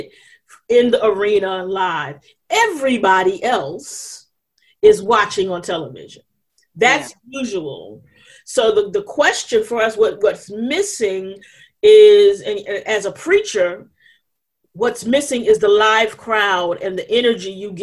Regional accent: New York City, New York, United States; I'm from New York. We got the Statue of Liberty

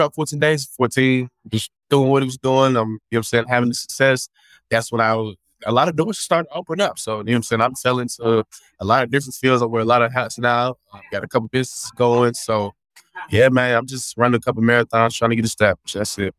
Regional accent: Atlanta, Georgia, United States; moved away as an adult; also born or lived in Florida / Beijing, China; Born and raised in Atlanta, Georgia.

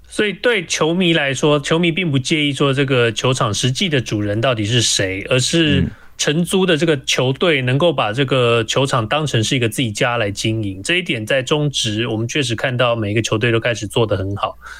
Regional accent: Taiwan; 我们台湾人

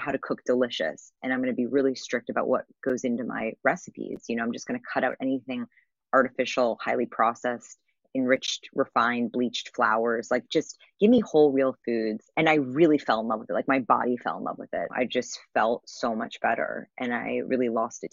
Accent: New York City, New York, United States; I grew up in New York City

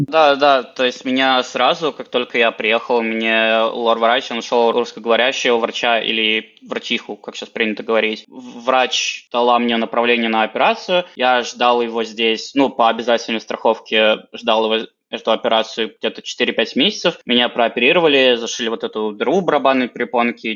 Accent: Penza, Penza Oblast, Russia; moved away as an adult; now in Berlin, Germany; я сам из города Пензы, и я переехал из Пензы напрямую в Берлин

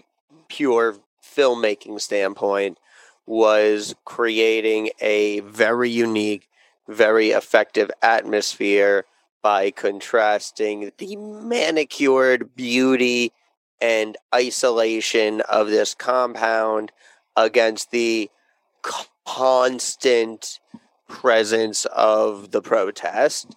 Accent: United States; me being an American dum-dum

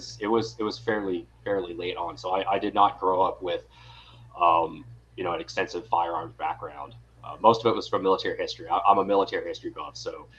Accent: Owensboro, Kentucky, United States; moved away as an adult; also born or lived in East Coast; now in San Francisco Bay Area, United States; I was born and raised in Western Kentucky in a little town called Owensboro.

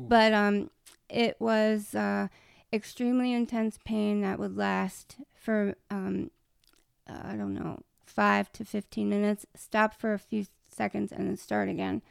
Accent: Maryland, United States; I'm from Maryland, too

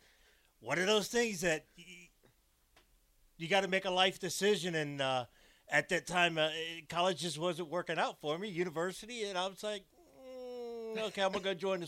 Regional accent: Jacksonville, Florida, United States; moved away; Home originally is Jacksonville, Florida for me

